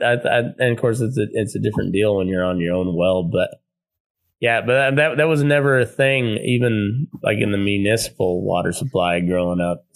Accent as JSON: {"language": "English", "region": "Eastern Colorado", "country": "United States", "tie": "born or raised there", "moved": "yes", "lives_now": "Nevada, United States", "said": "I grew up in Eastern Colorado, you know, almost Kansas, almost Oklahoma."}